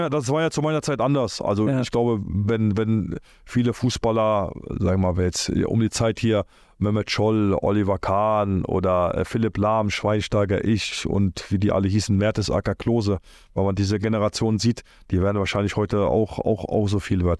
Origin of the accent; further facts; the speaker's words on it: Cologne, North Rhine-Westphalia, Germany; also born or lived in Poland; Köln, Köln ist so meine Heimat